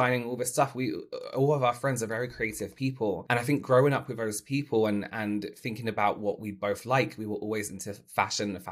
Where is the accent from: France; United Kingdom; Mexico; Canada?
United Kingdom; Surrey, South East England; also born or lived in Texas; I grew up in the south of England, in Surrey. I lived in Texas for a while as well, for a good few years, and then back to England as well